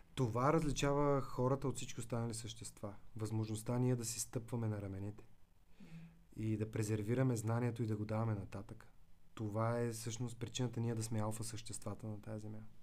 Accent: Veliko Tarnovo, Veliko Tarnovo Province, Bulgaria; moved away; also born or lived in Svishtov / United States; аз съм от Велико Търново

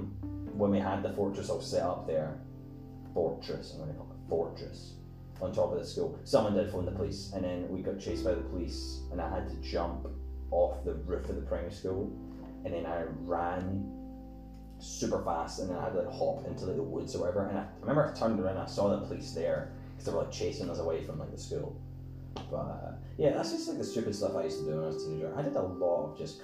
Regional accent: Scotland, United Kingdom; I'm Scottish, I'm from Scotland.

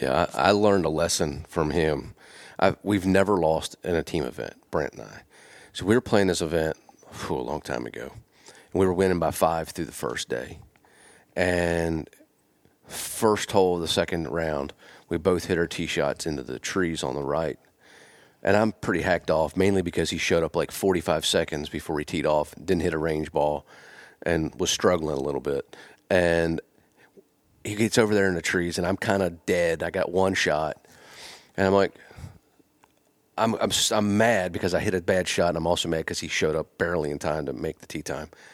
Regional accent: Pennsylvania, United States; moved away as an adult; also born or lived in Starkville, Mississippi; I'm from Pennsylvania.

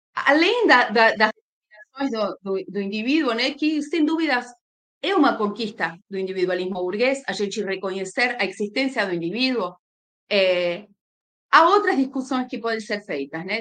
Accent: Argentina; moved away as an adult; now in Brazil; sou argentina, moro no Brasil há uns 17 anos

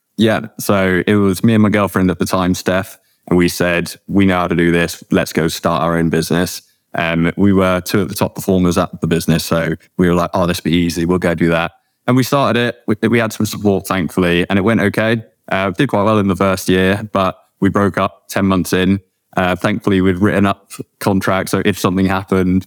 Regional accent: Cheddar, South West England, United Kingdom; moved away as an adult; also born or lived in South Africa / Liverpool; now in Bristol, United Kingdom; I'm from South Africa. Um, moved here when I was young, grew up in Cheddar

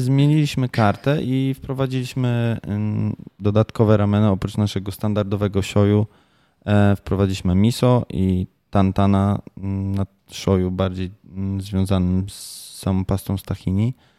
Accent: Tricity, Pomeranian Voivodeship, Poland; moved away as an adult; also born or lived in Japan / Kraków; Ja jestem z Trumiasta

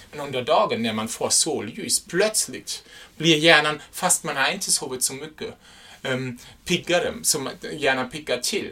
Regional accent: Germany; Swedish is a second language; now in Sweden; jag är en tysk

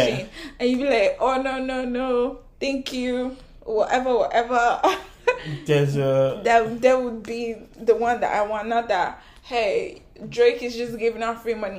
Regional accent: Nigeria; I'm Nigerian

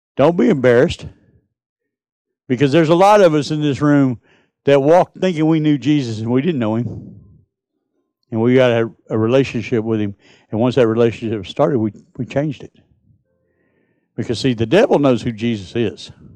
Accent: United States; I'm from Texas, Mississippi.

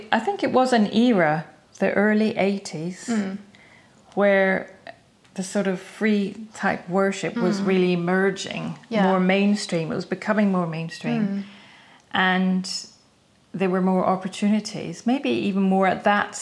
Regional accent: Scotland, United Kingdom; moved away as an adult; also born or lived in London; being Scottish

